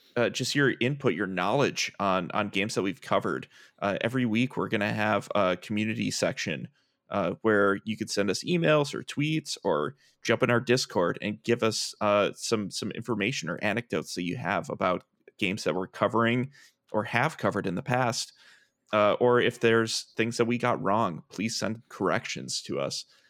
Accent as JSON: {"language": "English", "town": "Milwaukee", "region": "Wisconsin", "country": "United States", "tie": "born or raised there", "moved": "yes", "lives_now": "Minneapolis, United States", "said": "I am originally from Milwaukee, Wisconsin, uh, where I, uh, grew up"}